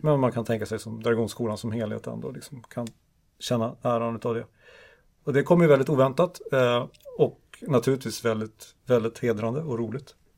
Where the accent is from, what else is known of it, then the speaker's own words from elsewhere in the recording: Stockholm, Stockholm County, Sweden; now in Umeå, Sweden; jag är ju från Stockholm